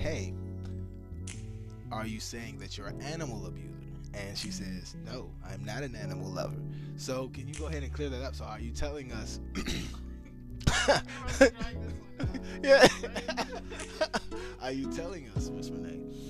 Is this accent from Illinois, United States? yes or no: no; Washington, District of Columbia, United States; moved away; I'm imported. I'm from Washington, D.C., the DMV, the home of Mambo Sauce and Go-Go.